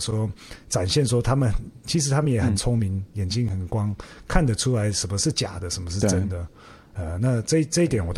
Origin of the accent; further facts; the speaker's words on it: Taiwan; now in Australia; 连我我我也算华裔啊，但是我是台湾来的。